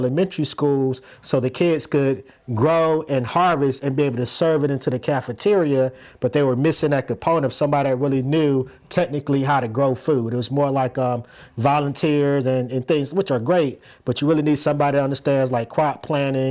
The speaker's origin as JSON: {"language": "English", "town": "Plains", "region": "Georgia", "country": "United States", "tie": "born or raised there", "moved": "yes", "said": "I'm originally from Plains, Georgia"}